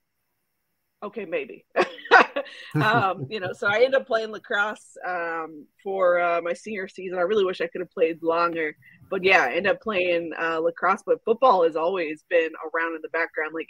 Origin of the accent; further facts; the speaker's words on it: Georgia, United States; also born or lived in Houston, Texas / Dallas, Texas; born in Houston, raised in Dallas. I l moved to Georgia when I was like a kid, like elementary school. I've been right outside the Metro Atlanta area since then